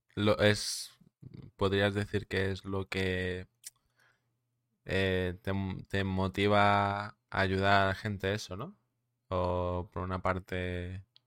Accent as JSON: {"language": "Spanish", "area": "Mallorca", "region": "Balearic Islands", "country": "Spain", "said": "soy de, de Mallorca, ¿vale? De las Islas Baleares."}